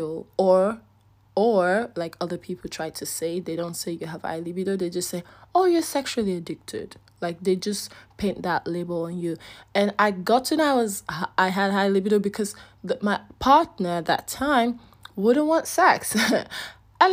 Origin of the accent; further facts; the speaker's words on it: Nigeria; accent: Nigerian; I'm having my Nigerian accent